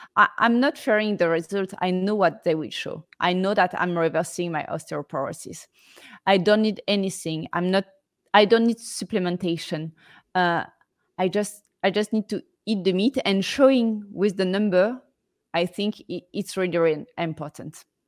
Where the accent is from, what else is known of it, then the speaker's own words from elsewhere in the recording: Marseille, Provence-Alpes-Côte d'Azur, France; I'm from Marseille, southeast of France